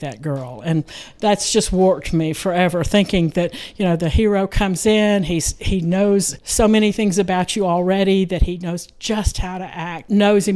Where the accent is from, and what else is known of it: Texas, United States; born or raised there